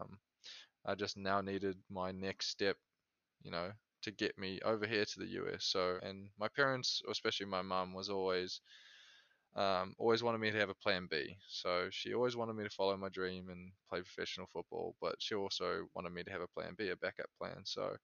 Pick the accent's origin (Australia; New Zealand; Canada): New Zealand; moved away as an adult; now in Chicago, United States; I came from New Zealand